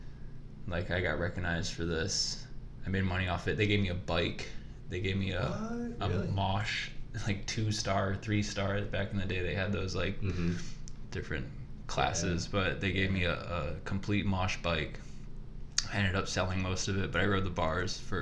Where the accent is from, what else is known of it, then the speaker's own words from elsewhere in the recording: United States; I'm American. My family heritage comes from England, Scotland, some Germany